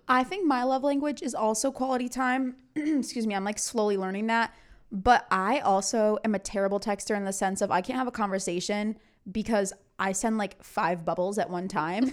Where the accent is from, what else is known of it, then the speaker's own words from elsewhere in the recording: Connecticut, United States; moved away as an adult; I'm from Connecticut